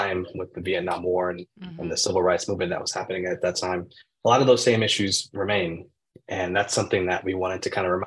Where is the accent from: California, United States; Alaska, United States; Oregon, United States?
California, United States; Oakland; growing up in Oakland, where I am now